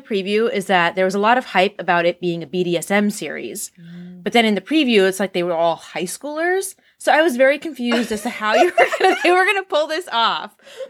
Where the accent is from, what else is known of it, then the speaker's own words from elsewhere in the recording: United States; We're American.